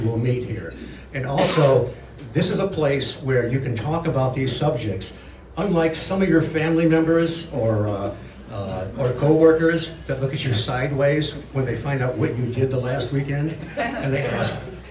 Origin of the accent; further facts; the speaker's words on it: Michigan, United States; moved away; I'm formerly from Michigan.